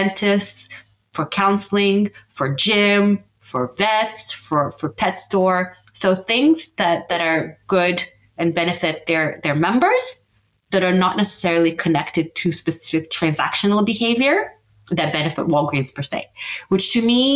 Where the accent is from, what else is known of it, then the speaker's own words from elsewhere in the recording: Canada; I'm Canadian